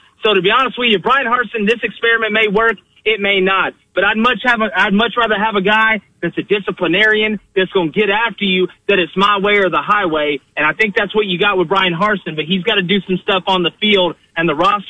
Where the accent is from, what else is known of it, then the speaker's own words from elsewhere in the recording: Auburn, Alabama, United States; I was raised on Wire Road